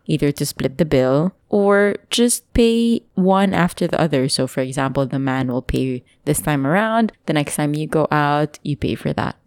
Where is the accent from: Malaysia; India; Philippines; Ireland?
Philippines; moved away; I'm from the provincial area